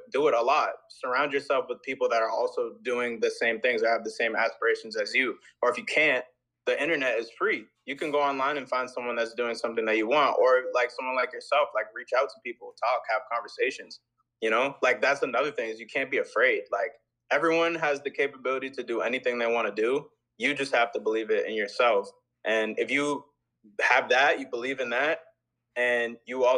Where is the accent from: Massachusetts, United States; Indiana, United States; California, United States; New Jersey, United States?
Massachusetts, United States; moved away as an adult; now in Bristol, United States; I grew up in Massachusetts